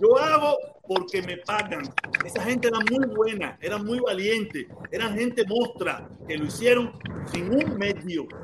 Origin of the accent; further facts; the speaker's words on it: Cuba; now in Miami, United States; Yo vine con visa desde Cuba.